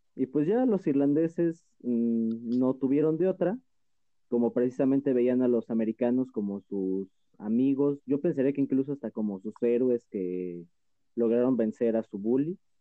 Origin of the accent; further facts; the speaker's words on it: Mexico; aquí en México hablamos una mezcla entre español, árabe y agua